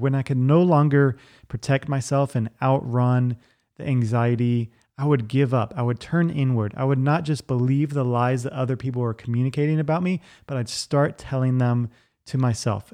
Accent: Virginia Beach, Virginia, United States; I grew up in Virginia Beach, Virginia

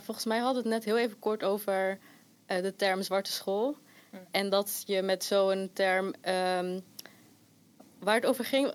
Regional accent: Rotterdam, South Holland, Netherlands; waar ik ben opgegroeid, dat is ook hier in Charlo's

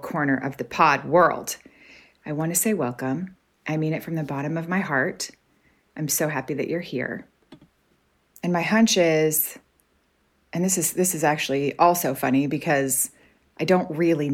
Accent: Arkansas, United States; moved away as an adult; now in Canada; I'm from Arkansas. I'm scrappy. I grew up having to figure things out in the woods and things like that.

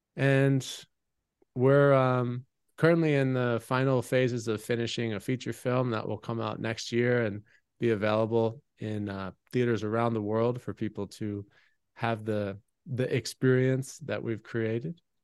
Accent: United States; my community growing up in America

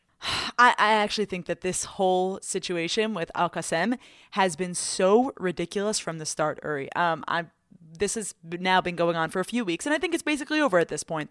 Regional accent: United States; I'm American

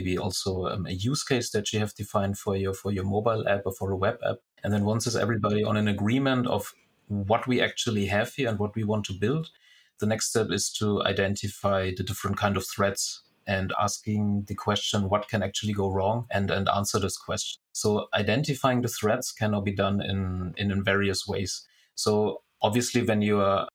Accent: Germany; moved away as an adult; now in Singapore; originally I'm from Germany and already living now for 6 years in Singapore

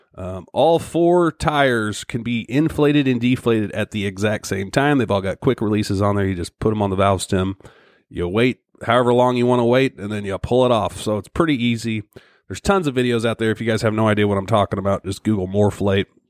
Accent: Missouri, United States; my home state of Missouri

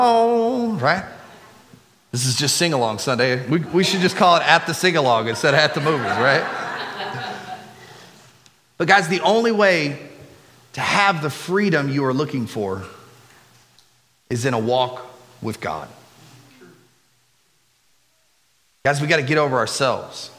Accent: United States; we as Americans

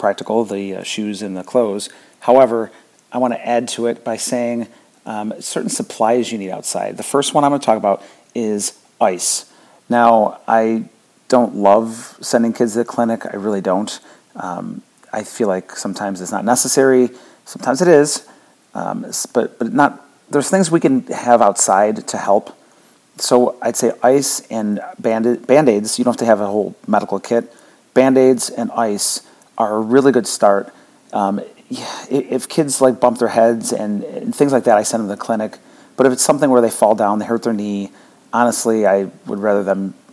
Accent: near Buffalo, New York, United States; now in Florida, United States; I grew up near Buffalo, so I burn now that I'm in Florida

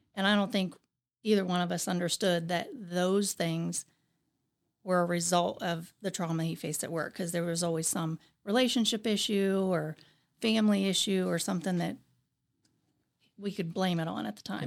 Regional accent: Zanesville, Ohio, United States; I grew up in Zanesville, Ohio.

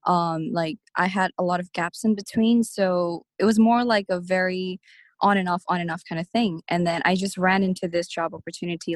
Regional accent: Hong Kong; I am a Nepalese born and raised in Hong Kong

